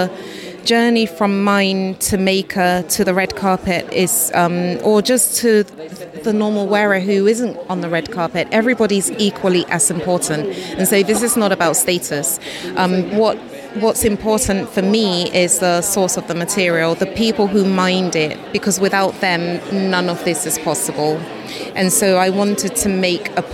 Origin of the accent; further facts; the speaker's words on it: Ghana; where both Michaela and I was born in Ghana